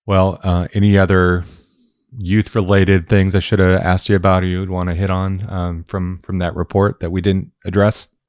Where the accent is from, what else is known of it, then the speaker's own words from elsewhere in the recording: Medford, Oregon, United States; Medford, my hometown